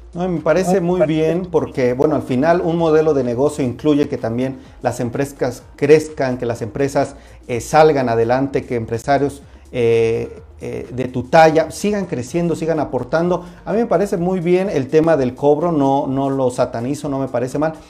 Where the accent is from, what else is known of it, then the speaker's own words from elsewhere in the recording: Mexico; nosotros como mexicanos